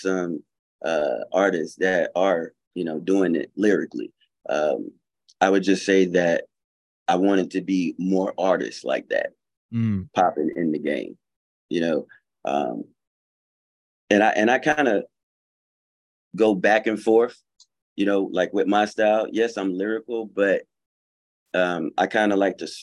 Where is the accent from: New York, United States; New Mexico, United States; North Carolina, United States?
North Carolina, United States; Fayetteville; also born or lived in Atlanta, Georgia; I'm from North Carolina, Fayetteville. Grew up there.